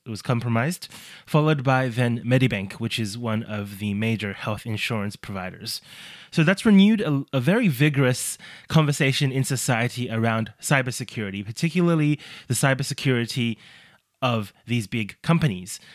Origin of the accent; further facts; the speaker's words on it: Australia; my home country of Australia